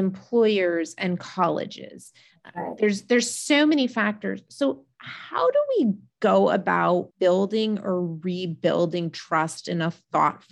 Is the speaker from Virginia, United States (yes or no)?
no; Northern Vermont, United States; I grew up in Northern Vermont